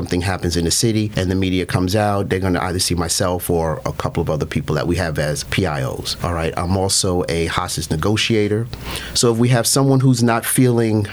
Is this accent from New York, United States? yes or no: yes; New York City, New York, United States; moved away as an adult; now in Baytown, United States; I'm originally from New York City and came to the great state of Texas for the warm weather